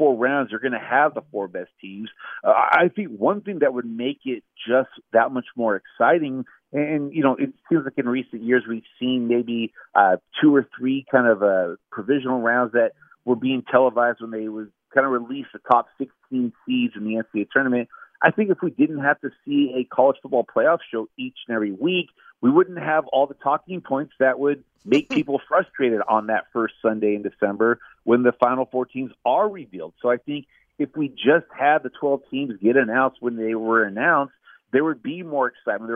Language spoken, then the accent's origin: English; Southern California, United States; I grew up in Southern California, grew up going to the Rose Bowl game with my grandpa